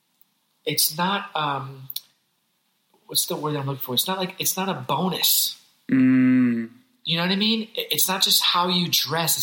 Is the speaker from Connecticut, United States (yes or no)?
yes; Hartford, Connecticut, United States; I grew up in Hartford, Connecticut, in Hartford, a.k.a. the Heartbeat